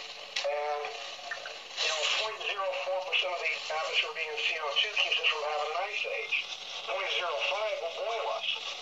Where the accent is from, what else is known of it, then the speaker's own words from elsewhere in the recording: Las Vegas, Nevada, United States; moved away; also born or lived in Omaha; I grew up in Vegas by Area 51